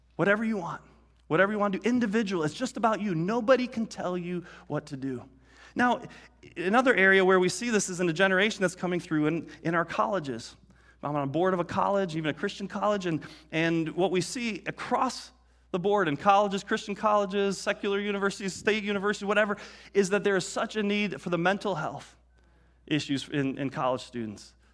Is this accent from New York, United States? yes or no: no; Detroit, Michigan, United States; growing up in Detroit